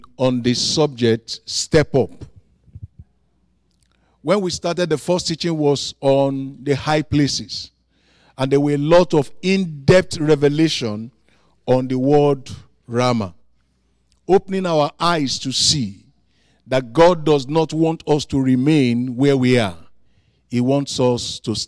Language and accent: English; Nigeria; I am from Africa, from Nigeria.